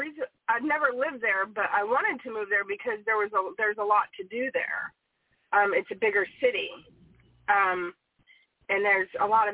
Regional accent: Jacksonville, Florida, United States; moved away; I grew up in Jacksonville, Florida, and there's a part of me that even thought about moving back home to Florida to work on family stuff.

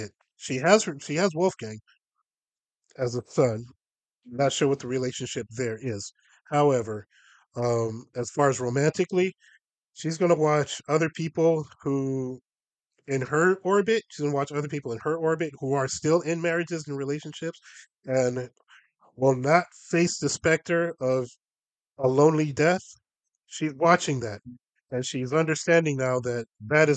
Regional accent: Los Angeles, California, United States; there's one neighborhood in LA where all of that comes together, and that's where I grew up.

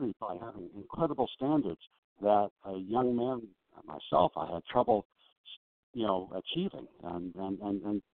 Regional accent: Long Island, New York, United States; I grew up on Long Island

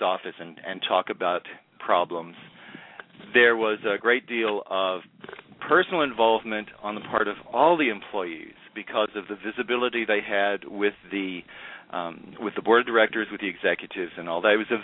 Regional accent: Hot Springs, Arkansas, United States; moved away as an adult; also born or lived in Texas / San Francisco, California; I'm originally from Hot Springs, Arkansas, and came to the University of Texas

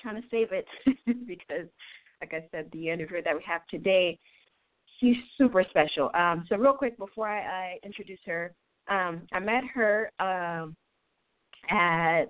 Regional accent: Haiti; moved away; I am Haitian from Haiti.

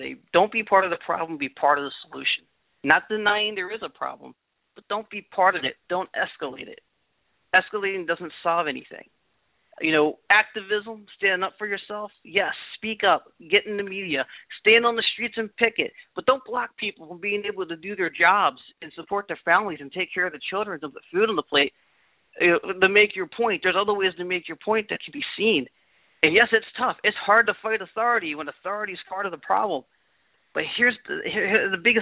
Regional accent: Baltimore, Maryland, United States; I'm from Baltimore, Maryland. I grew up in Baltimore City

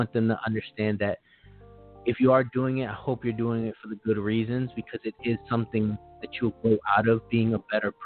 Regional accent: Los Angeles, California, United States; I am from Los Angeles

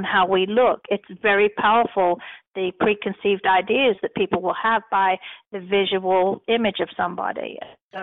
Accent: Nottingham, East Midlands, United Kingdom; moved away as an adult; now in United States; I was born in Nottingham, England, and in 1983, I dropped my plans to become a history teacher and left my college behind

